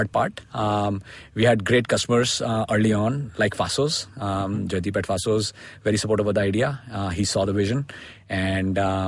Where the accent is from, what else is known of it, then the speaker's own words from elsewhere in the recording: India; also born or lived in United States; I grew up in India and studied here and went to grad school in the US